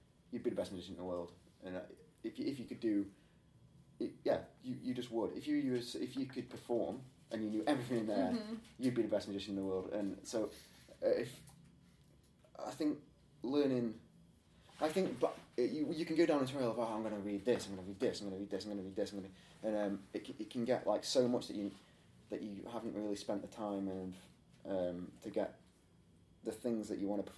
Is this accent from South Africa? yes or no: no; Stoke-on-Trent, West Midlands, United Kingdom; I'm from Stoke-on-Trent in England.